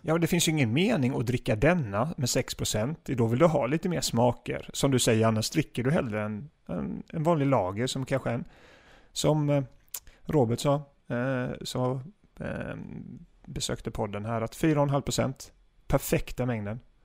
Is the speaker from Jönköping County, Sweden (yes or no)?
yes; Gislaved, Jönköping County, Sweden; Gislaved där jag kommer ifrån